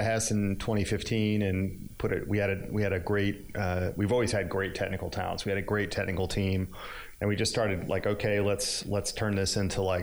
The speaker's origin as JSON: {"language": "English", "region": "Northeast", "country": "United States", "tie": "born or raised there", "moved": "yes", "said": "I grew up in the Northeast"}